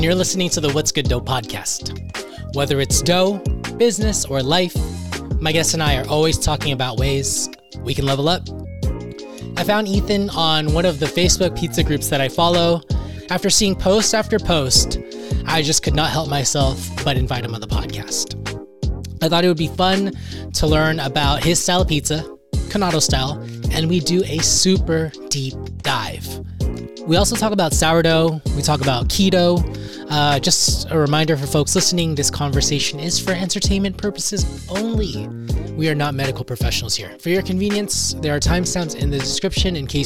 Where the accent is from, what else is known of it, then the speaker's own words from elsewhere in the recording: California, United States; as a Californian who's been to Vegas in the winter